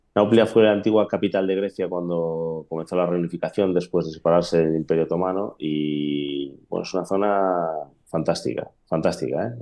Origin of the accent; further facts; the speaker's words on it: Spain; de España